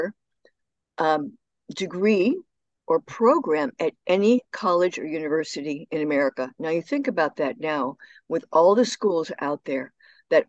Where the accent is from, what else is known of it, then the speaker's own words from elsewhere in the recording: Barrington, Illinois, United States; moved away as an adult; also born or lived in Washington, D.C.; my hometown was 45 minutes northwest of Chicago.